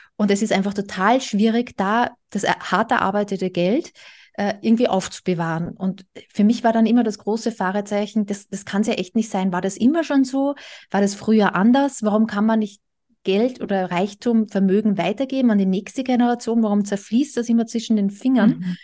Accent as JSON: {"language": "German", "country": "Austria", "moved": "yes", "said": "Ich komme ursprünglich aus Österreich"}